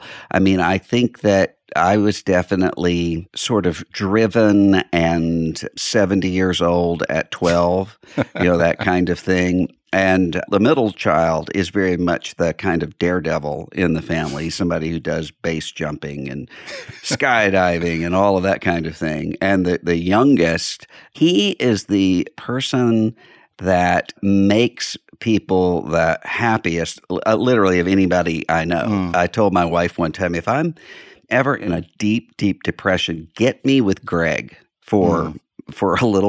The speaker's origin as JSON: {"language": "English", "town": "Biloxi", "region": "Mississippi", "country": "United States", "tie": "born or raised there", "lives_now": "Nashville, United States", "said": "I'm from Biloxi, Mississippi, which is on the Mississippi Gulf Coast, right out from New Orleans. Mm. That's where I grew up. And we live now in Nashville, Tennessee."}